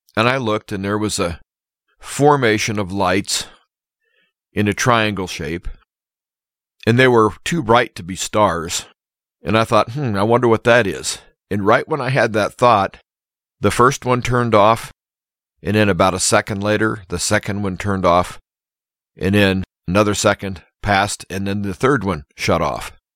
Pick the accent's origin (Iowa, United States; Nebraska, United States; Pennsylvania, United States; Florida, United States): Nebraska, United States; my hometown area